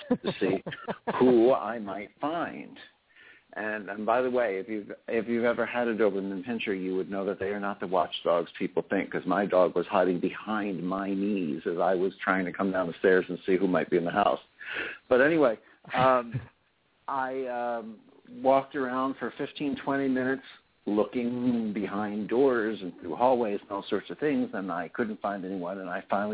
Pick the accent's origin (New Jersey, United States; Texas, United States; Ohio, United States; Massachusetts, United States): New Jersey, United States; I'm originally from New Jersey